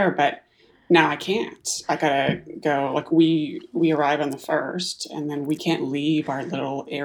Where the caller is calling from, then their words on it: Whidbey Island, Washington, United States; I am calling in from north of Seattle. I live on a small island called Whidbey Island in the middle of Puget Sound.